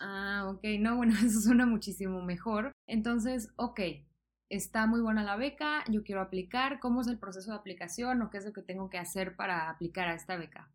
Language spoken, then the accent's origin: Spanish; southern Mexico, Mexico; yo soy del sur de México